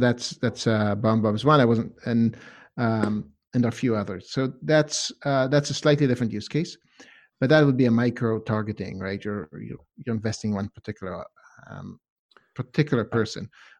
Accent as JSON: {"language": "English", "country": "Israel", "tie": "born or raised there", "also_born_or_lived": "Canada", "lives_now": "Boston, United States", "said": "I lived in Canada for a couple of years too. I grew up speaking English in Israel, so I've got a chunk of that as well. And yeah, and then I've lived here in Boston"}